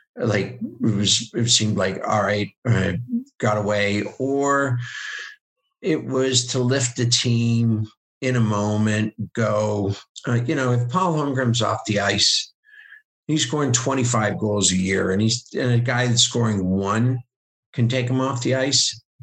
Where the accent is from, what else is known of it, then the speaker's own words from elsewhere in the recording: Bowling Green, Ohio, United States; moved away; also born or lived in Pennsylvania; I'm an American. I was born in Bowling Green, Ohio. My parents are from Pennsylvania